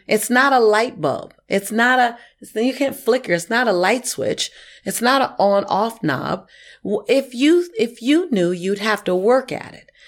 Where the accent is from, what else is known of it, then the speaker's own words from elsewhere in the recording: Los Angeles, California, United States; I was born and raised in Hollywood